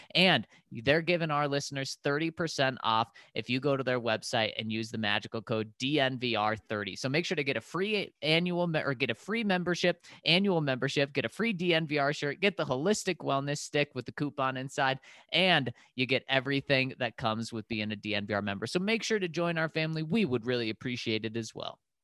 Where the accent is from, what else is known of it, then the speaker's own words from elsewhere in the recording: Denver, Colorado, United States; now in Chicago, United States; I grew up in Denver